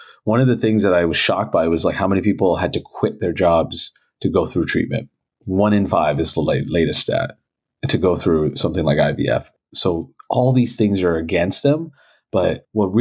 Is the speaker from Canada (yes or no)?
yes; Toronto, Ontario, Canada; I was born and raised in Toronto